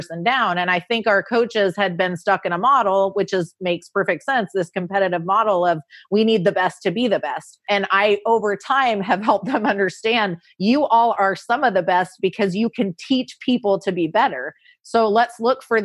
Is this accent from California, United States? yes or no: yes; Orange County, California, United States; moved away as an adult; also born or lived in Bradenton, Florida; now in Louisville, United States; Orange County, California, where I grew up